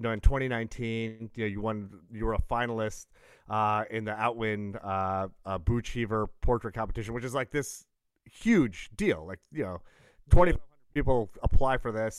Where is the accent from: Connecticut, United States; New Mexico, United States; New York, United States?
New York, United States; Brooklyn, Long Island; I was born in Brooklyn, but then we moved out to the burbs